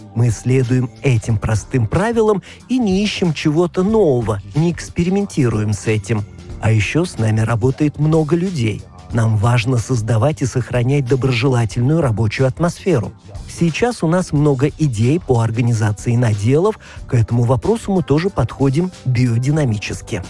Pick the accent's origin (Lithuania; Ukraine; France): France; Auvergne-Rhône-Alpes; moved away as an adult; also born or lived in Beaune; now in Burgundy, France; Я сам не из Бургундии, а из Аверна